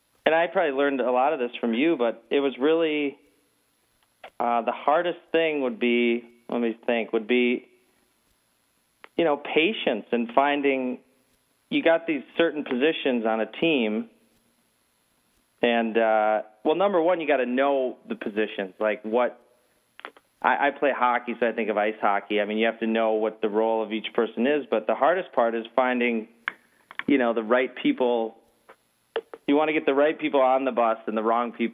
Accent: Minnesota, United States; moved away as an adult; now in California, United States; I grew up in Minnesota, came out to California, my late 20s

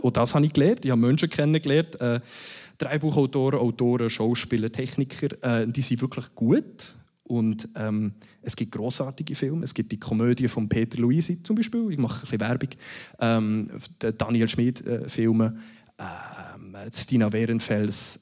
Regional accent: Münsingen?, Bern, Switzerland; ich bin zu Mosendorf, wo ich aufgewachsen bin

